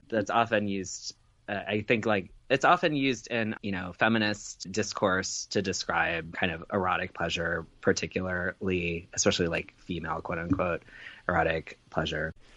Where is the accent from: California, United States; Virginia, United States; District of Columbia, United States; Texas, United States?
Virginia, United States; Chester; I grew up in Chester, Virginia